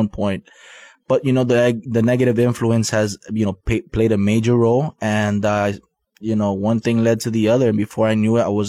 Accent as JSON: {"language": "English", "town": "Miami", "region": "Florida", "country": "United States", "tie": "born or raised there", "also_born_or_lived": "Guatemala", "said": "I was born in Guatemala. I was brought to Miami at the age of 5 with my parents"}